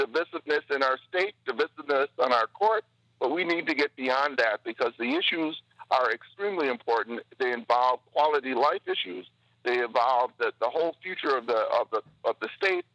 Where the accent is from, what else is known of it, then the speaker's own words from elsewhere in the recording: Milwaukee, Wisconsin, United States; Growing up in Milwaukee as an African-American